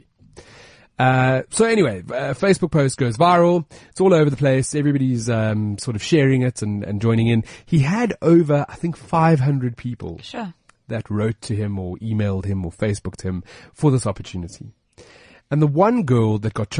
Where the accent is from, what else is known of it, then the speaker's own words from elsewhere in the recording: South Africa; I'm South African